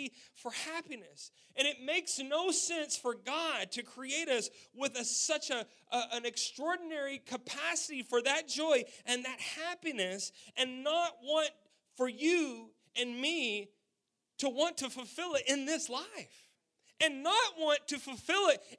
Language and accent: English; West Texas, United States; We're from the South. We're from Texas. We're from West Texas